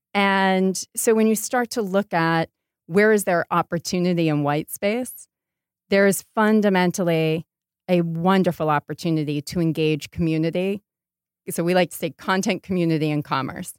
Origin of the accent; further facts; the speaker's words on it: Portland, Maine, United States; moved away as an adult; also born or lived in Rhode Island / London / New York; now in Los Angeles, United States; I grew up in Portland, Maine, and went to school in Rhode Island